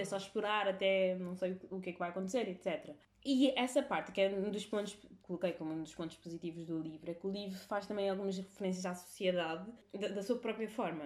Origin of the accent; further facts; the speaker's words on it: Cape Verde; Portuguese is a second language; now in Portugal; nós sempre confundimos o português com o crioulo ao crescer